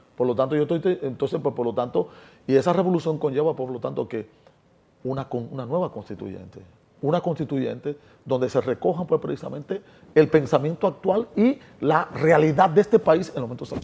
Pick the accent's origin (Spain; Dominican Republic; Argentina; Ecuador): Dominican Republic; lo que está pasando en mi país